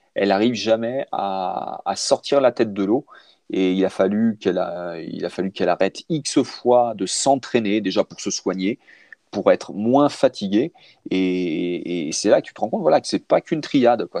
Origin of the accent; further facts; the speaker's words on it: France; chez nous, en France